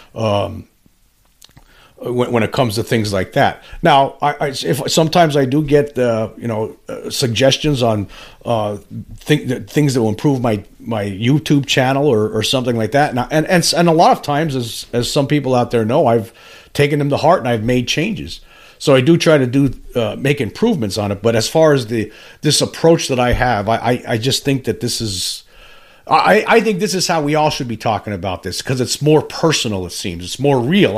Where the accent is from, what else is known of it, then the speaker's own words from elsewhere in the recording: Pennsylvania, United States; I'm from Pennsylvania